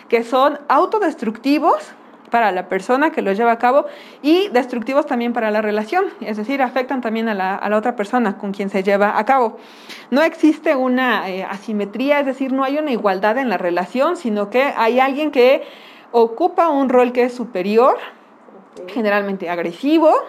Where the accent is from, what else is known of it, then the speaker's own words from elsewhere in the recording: Mexico; Y pues como buenos mexicanos le hemos dado como el toque para no, no hablar acerca del tema como tal